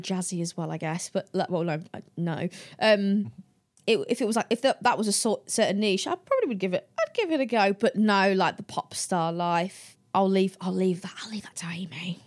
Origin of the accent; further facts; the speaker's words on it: the Midlands, England, United Kingdom; I'm from the Midlands